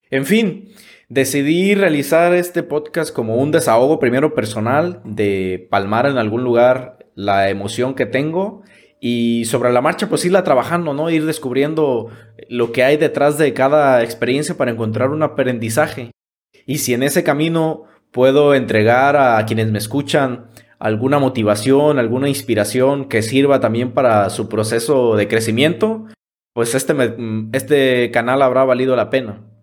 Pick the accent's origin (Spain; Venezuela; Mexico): Mexico; Ixtlán del Río, Nayarit; el primero que inició en el municipio de Islán del Río, de donde soy originario, y el segundo en la capital del estado, en Tepic Nayarit.